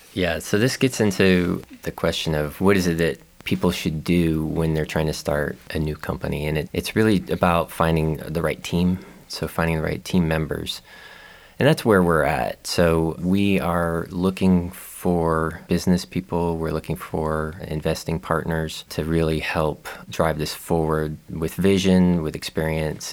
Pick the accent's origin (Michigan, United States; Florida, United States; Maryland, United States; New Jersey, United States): Florida, United States; Tampa; also born or lived in Atlanta, Georgia; now in Gainesville, United States; I am born and raised in Florida from Tampa